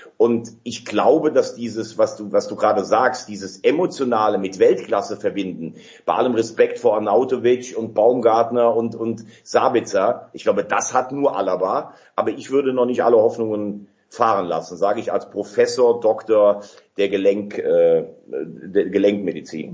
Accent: Germany; als Deutscher

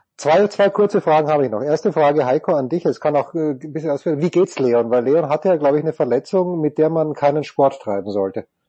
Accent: Austria; ich verstehe den Impuls als Österreicher

